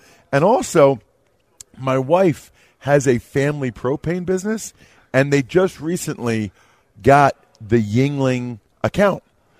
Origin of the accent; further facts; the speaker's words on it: Eastern Pennsylvania, United States; I'm not a Lions fan. I'm from Eastern Pennsylvania.